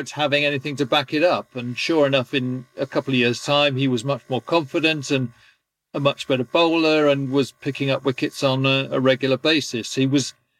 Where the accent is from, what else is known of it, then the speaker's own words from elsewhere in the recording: England, United Kingdom; being an Englishman